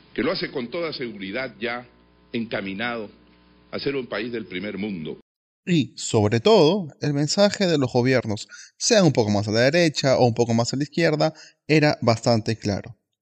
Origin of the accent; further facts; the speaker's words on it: Peru; nuestro país